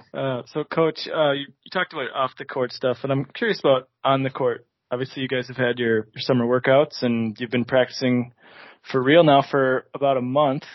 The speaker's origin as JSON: {"language": "English", "town": "Grafton", "region": "Wisconsin", "country": "United States", "tie": "born or raised there", "also_born_or_lived": "Green Bay, Wisconsin", "said": "I grew up in Grafton"}